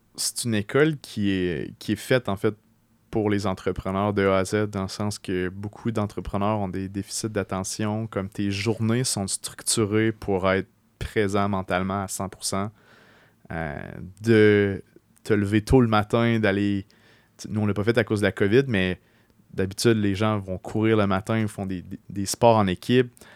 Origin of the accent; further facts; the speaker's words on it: Beauce, Quebec, Canada; moved away as an adult; now in Quebec City, Canada; j'ai grandi en Beauce jusqu'à l'âge de 17 ans